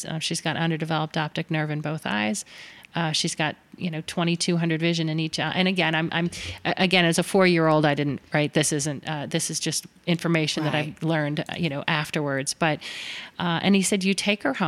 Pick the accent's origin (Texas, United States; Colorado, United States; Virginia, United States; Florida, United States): Florida, United States; Miami; Miami, which was home. I grew up in South Florida